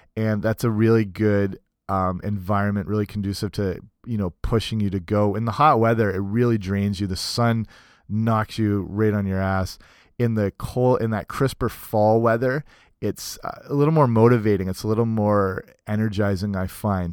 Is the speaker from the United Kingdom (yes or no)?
no; Canada; also born or lived in southwestern Ontario; I'm Canadian